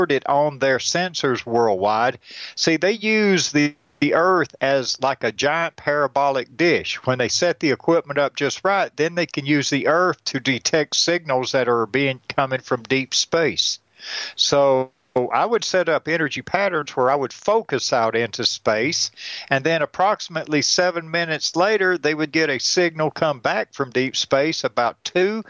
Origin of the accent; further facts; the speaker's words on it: hometown where Deliverance was filmed, Georgia, United States; They filmed Deliverance in my hometown